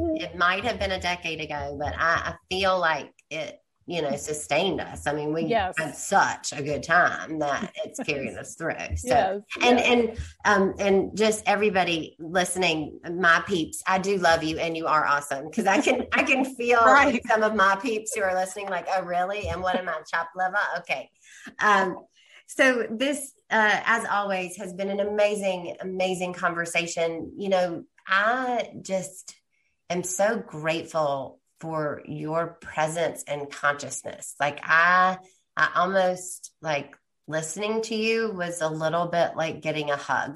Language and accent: English; Columbia, South Carolina, United States; moved away; Columbia, South Carolina, my hometown